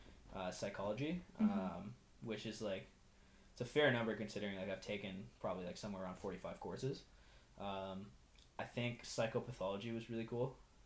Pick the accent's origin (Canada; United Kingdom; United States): Canada; Ottawa, Ontario; also born or lived in Iran / Toronto / Alliston; I was born in Iran, and then we immigrated to Canada when I was 6. Lived in Ottawa. First we were in Toronto, then in Ottawa.